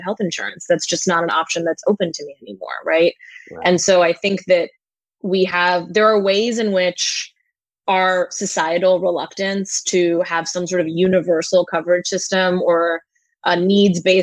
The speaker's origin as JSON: {"language": "English", "country": "India", "tie": "born or raised there", "moved": "yes", "lives_now": "Brooklyn, United States", "said": "I was born in India"}